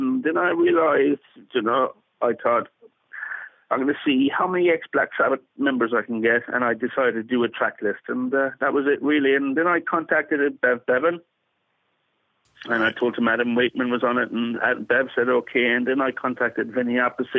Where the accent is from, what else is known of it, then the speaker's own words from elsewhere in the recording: Castletownbere, Munster, Ireland; now in Bristol, United Kingdom; I'm in Bristol in the UK, but I'm from Castletownbere in Ireland, in West Cork